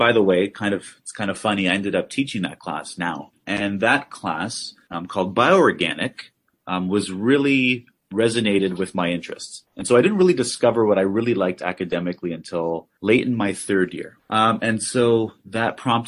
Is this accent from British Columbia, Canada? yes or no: no; Hamilton, Ontario, Canada; I was born at McMaster. I grew up in Hamilton